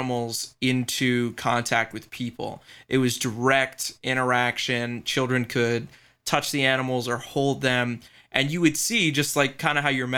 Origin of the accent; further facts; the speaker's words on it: Baltimore, Maryland, United States; I grew up, you know, going to the aquarium here in Baltimore